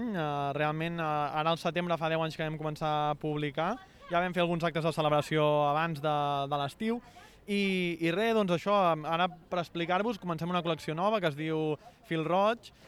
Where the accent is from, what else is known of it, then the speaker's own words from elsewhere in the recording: Manresa, Catalonia, Spain; ens ha tocat estar aquí, nosaltres som de Manresa, i, però passem uns dies aquí